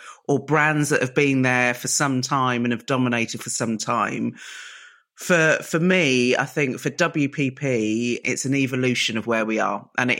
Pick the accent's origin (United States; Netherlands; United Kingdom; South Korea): United Kingdom; Reading, South East England; So I grew up in Reading, which is known as Mini Barbados. And my mum and dad are typical first generation sort of immigrants to the UK